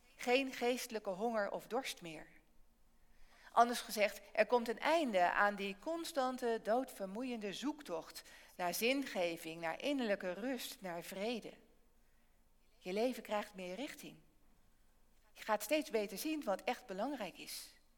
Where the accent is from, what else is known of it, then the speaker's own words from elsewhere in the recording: Barneveld, Gelderland, Netherlands; In Barneveld, waar ik vandaan kom, zit de kerk regelmatig vol.